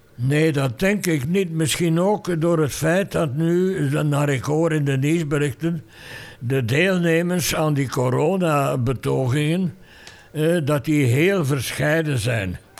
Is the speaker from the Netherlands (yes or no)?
no; Fleming, Flanders, Belgium; mijn plicht achtte als Vlaming, als Vlaams gezinde, als Vlaams activist